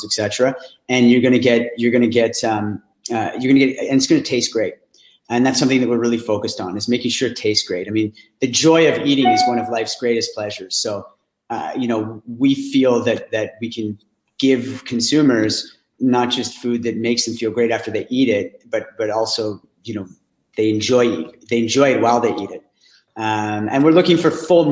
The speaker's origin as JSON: {"language": "English", "town": "Ottawa", "region": "Ontario", "country": "Canada", "said": "I'm from Ottawa"}